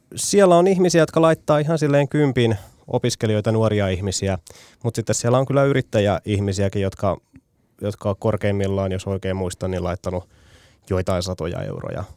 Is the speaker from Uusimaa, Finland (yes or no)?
no; Tampere, Pirkanmaa, Finland; Tampereella kotikaupungissani